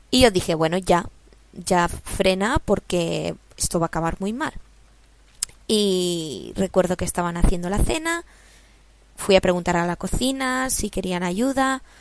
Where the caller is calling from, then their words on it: Barcelona, Catalonia, Spain; os hablo desde Barcelona, España